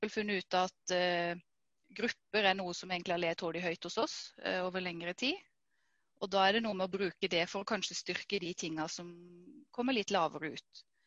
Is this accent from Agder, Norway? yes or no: yes; Vegårshei, Agder, Norway; jeg kommer fra Vegårshei. Vokste opp her.